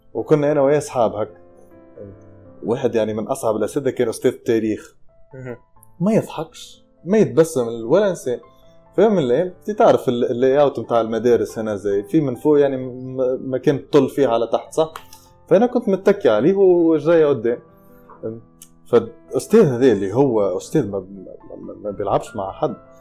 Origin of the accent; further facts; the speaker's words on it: Tunisia; moved away; انا تونسي